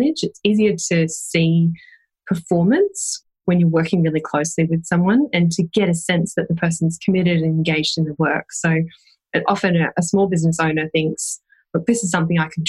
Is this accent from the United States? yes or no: no; Australia; now in Wellington, New Zealand; I'm an Australian hiding out in New Zealand